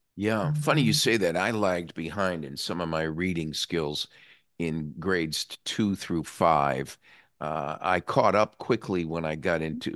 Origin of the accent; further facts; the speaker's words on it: New England, United States; now in Florida, United States; I came from New England originally, where the superintendent of schools was an appointed position